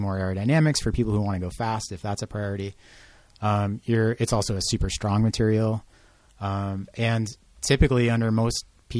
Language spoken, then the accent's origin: English; Boston, Massachusetts, United States; moved away as an adult; also born or lived in New Mexico / Portland; I'm originally from Boston, but I moved to New Mexico when I was 29 or 30